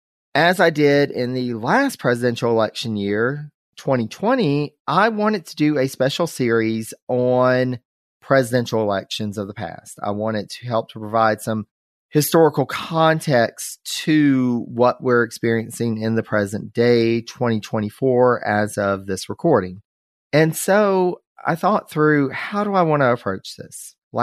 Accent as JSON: {"language": "English", "region": "North Carolina", "country": "United States", "tie": "born or raised there", "said": "my home state of North Carolina."}